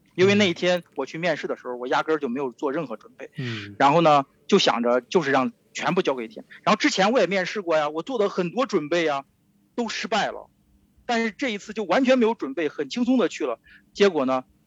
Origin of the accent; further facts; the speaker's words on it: China; moved away as an adult; also born or lived in Stuttgart, Germany; now in Shanghai, China; 现在我回到了上海，其实我也是二十年没有回中国了